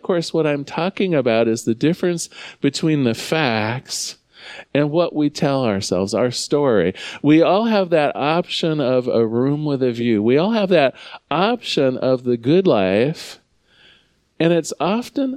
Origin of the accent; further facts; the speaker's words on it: United States; I love being an American